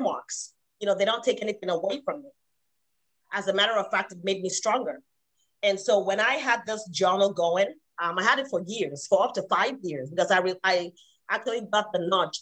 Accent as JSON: {"language": "English", "country": "Nigeria", "moved": "as an adult", "said": "I was not born and raised here. I came from Nigeria, so I didn't even have my family here"}